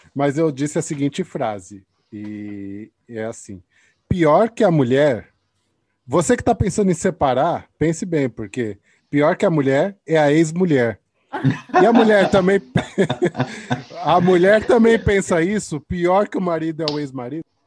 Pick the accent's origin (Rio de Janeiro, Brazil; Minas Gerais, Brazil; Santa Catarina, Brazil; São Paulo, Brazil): São Paulo, Brazil; now in Portugal; eu sou de São Paulo, né? Agora eu vivo aqui em Portugal, mas eu sou de São Paulo também